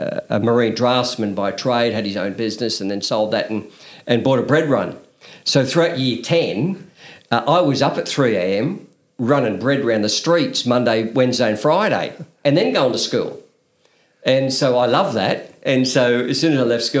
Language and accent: English; Newcastle, New South Wales, Australia; I grew up at the top of Blackbutt, Grandview Road, and did all my schooling up there at Newcastle